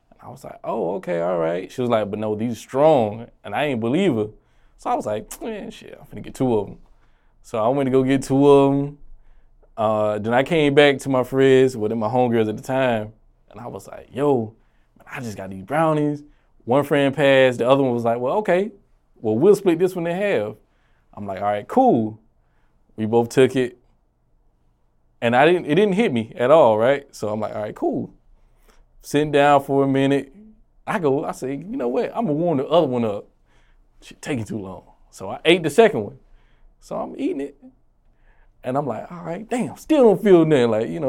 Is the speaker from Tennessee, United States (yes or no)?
no; Augusta, Georgia, United States; moved away as an adult; now in South Carolina, United States; Born and raised in Augusta.